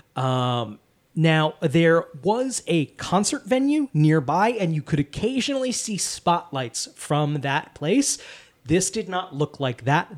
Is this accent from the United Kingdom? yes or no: no; Wallingford, Connecticut, United States; I am in my hometown of Wallingford, Connecticut